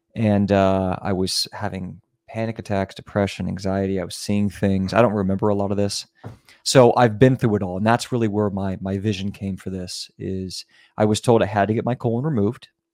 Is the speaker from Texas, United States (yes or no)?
no; Virginia, United States; moved away; also born or lived in California / New York / Miami / Germany; I was raised in Virginia, in the middle of nowhere